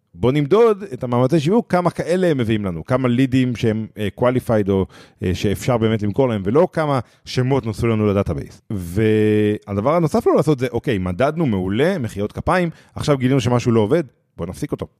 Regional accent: Israel; אנחנו אה, כישראלים

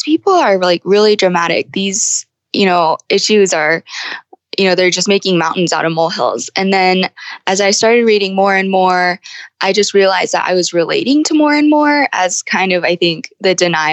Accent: United States; also born or lived in Guangdong Province, China; I was adopted by Caucasian parents and grew up in the United States.

